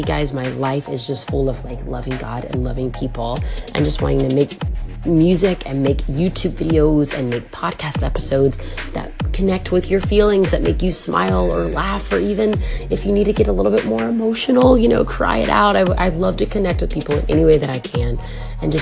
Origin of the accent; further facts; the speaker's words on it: Atlanta, Georgia, United States; moved away as an adult; also born or lived in Compton, California; now in Los Angeles, United States; we all moved to Atlanta, Georgia. So I grew up in Georgia. I lived there from 1992 until this past February